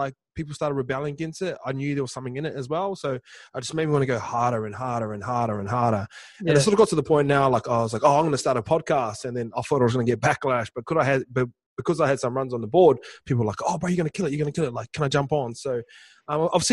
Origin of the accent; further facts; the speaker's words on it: New Zealand; Islanders, like say kids growing up in New Zealand